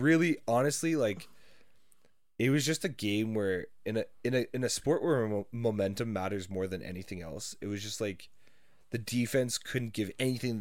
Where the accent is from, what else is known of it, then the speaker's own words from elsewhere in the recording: Canada; I'm not American